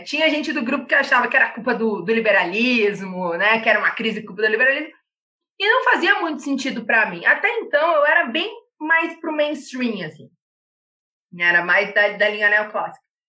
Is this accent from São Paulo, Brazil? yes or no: no; Panambi, Rio Grande do Sul, Brazil; moved away as an adult; also born or lived in Santa Maria / Viçosa; Eu nasci em Rio Grande extremo sul. E aí, com cinco anos, eu fui pra Panambi, a cidade das máquinas